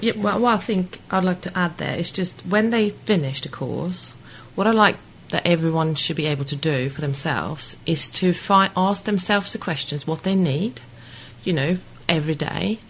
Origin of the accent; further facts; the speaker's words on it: Sweden; moved away as an adult; now in Weybridge, United Kingdom; But I'm originally from Sweden, and uh, I came here in '98.